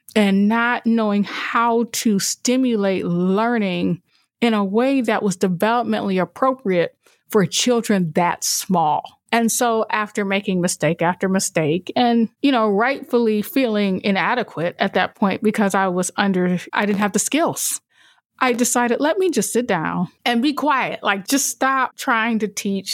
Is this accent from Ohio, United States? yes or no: yes; Toledo, Ohio, United States; I came back to my hometown of Toledo